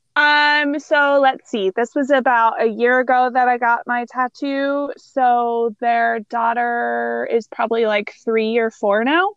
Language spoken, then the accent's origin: English; Missouri, United States; born or raised there